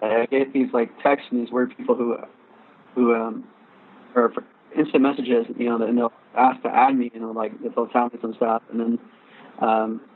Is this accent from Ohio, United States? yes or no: no; Riverside, California, United States; I'm from Riverside